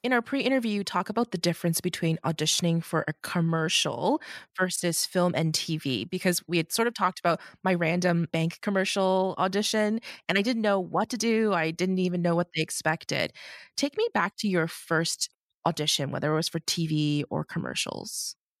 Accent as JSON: {"language": "English", "town": "Markham", "region": "Ontario", "country": "Canada", "tie": "born or raised there", "said": "I grew up in Markham"}